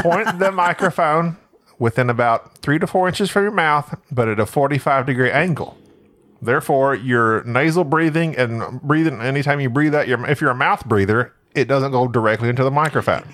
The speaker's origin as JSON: {"language": "English", "region": "Oklahoma", "country": "United States", "tie": "born or raised there", "also_born_or_lived": "Arkansas", "moved": "as an adult", "lives_now": "Texas, United States", "said": "I was raised in Oklahoma for most of my life."}